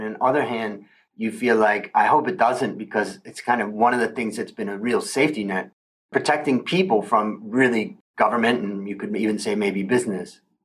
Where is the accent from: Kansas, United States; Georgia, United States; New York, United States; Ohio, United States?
Ohio, United States; northeastern; moved away as an adult; also born or lived in California / Thailand; I grew up in Ohio, in northeastern Ohio